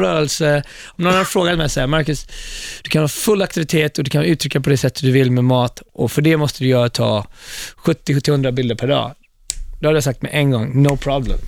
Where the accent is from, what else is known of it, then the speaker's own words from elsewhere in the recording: Gothenburg, Västra Götaland, Sweden; moved away as an adult; also born or lived in Ethiopia; now in New York, United States; Jag växte inte upp i Stockholm, jag växte upp i Göteborg.